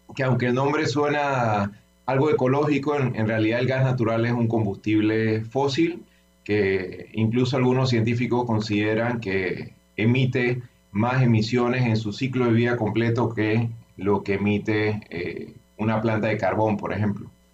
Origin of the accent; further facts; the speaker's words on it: Panama; somos el, pueblo panameño